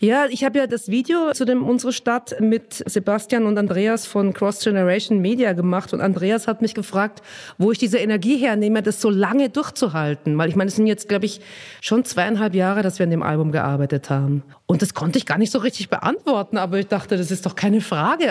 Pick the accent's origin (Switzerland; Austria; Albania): Austria; Vienna; accent: Viennese; moved away as an adult; also born or lived in Nuremberg, Germany / Röthenbach, Germany; now in Berlin, Germany; Und dann, als ich ungefähr zehn war, sind wir in den Süden von Wien gezogen, weil mein Papa in Wien einen Job gekriegt hat.